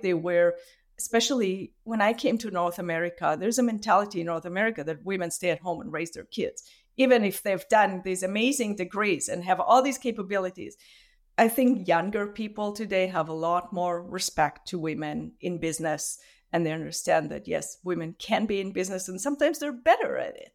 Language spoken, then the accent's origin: English; Israel; moved away as an adult; now in Vancouver, Canada; I grew up in Israel